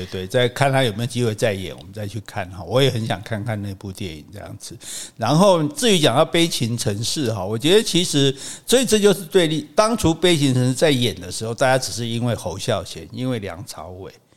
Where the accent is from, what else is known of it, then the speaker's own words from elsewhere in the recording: Taiwan; 我们台湾人是汉人跟平埔人啊，或者说我们的这个南岛人， 这个优秀的血统结合之后产生的最优秀的台湾人。